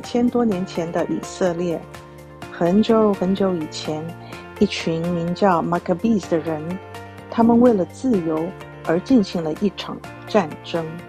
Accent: Taiwan; now in United States; 我来自台湾，信佛教，我的先生是犹太人。我们家有一个男孩跟一个女孩

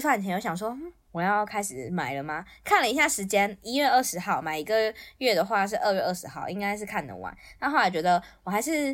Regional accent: Taipei, Taiwan; 我那个时候人在，人在台北，就是我是台北出生的

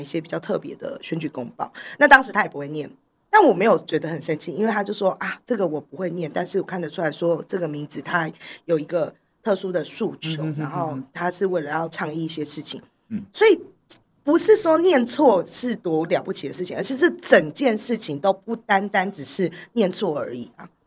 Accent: Taipei, Taiwan; 我从小在台北长大，我根本就没有口音

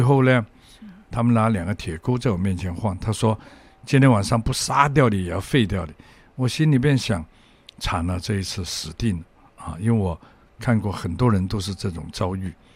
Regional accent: Hong Kong; 我从小在香港生长

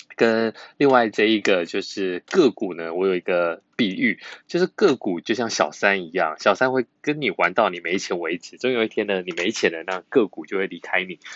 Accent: Yunlin County, Taiwan; 我们是云林人

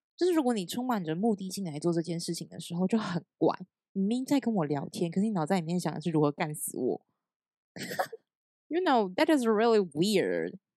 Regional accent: Taiwan; moved away as an adult; also born or lived in Hangzhou, China; 有点像我们台湾的业务经理这样

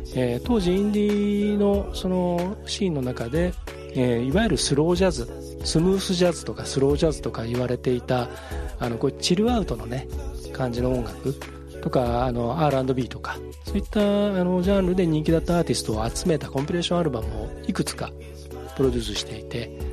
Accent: Hamamatsu, Shizuoka, Japan; 僕が生まれ育った静岡県浜松市

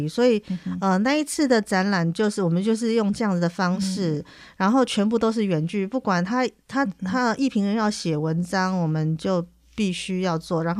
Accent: Taipei, Taiwan; 因为我是台北人

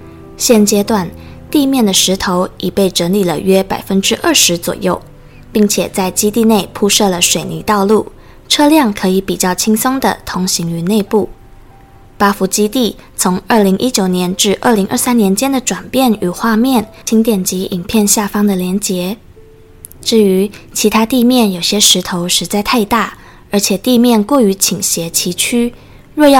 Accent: Changhua, Changhua County, Taiwan; 因为我是游子嘛，我的家乡在彰化，然后我大概已经快要三个月没有回家

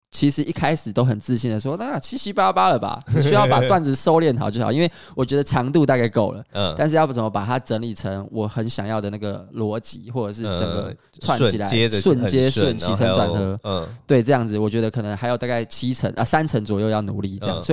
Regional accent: Kaohsiung, Taiwan; 然后高雄，如果你有兴趣的话，我是个高雄人，我希望大家可以多去高雄走走。

